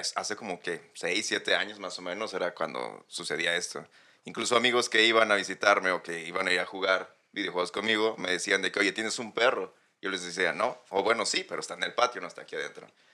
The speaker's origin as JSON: {"language": "Spanish", "town": "Saltillo", "region": "Coahuila", "country": "Mexico", "moved": "yes", "lives_now": "Dublin, Ireland", "said": "Del norte, de Saltillo"}